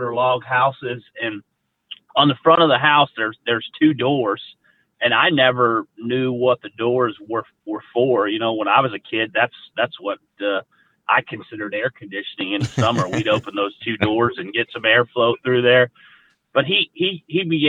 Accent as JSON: {"language": "English", "town": "Mount Pleasant", "region": "Pennsylvania", "country": "United States", "tie": "born or raised there", "said": "I grew up in Mount Pleasant, Pennsylvania, which is kind of like the southwest corner of the state"}